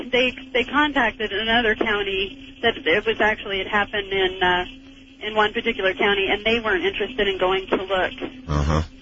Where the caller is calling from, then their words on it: Montana, United States; Um, I'm calling from Montana, and I need some information.